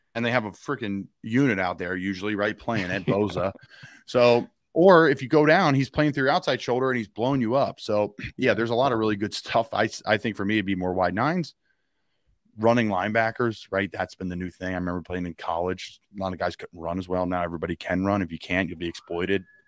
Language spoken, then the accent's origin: English; Philadelphia, Pennsylvania, United States; I'm from Philly